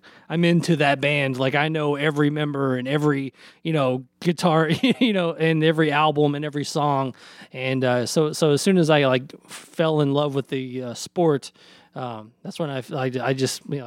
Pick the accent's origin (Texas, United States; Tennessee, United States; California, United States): Tennessee, United States; Nashville; now in Indiana, United States; I grew up in Nashville